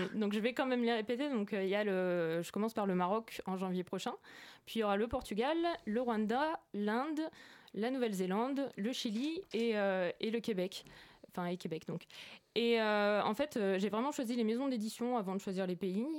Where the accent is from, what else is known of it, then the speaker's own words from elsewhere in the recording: Orsay, Île-de-France, France; je viens de d'Orsay, dans le 91 à la base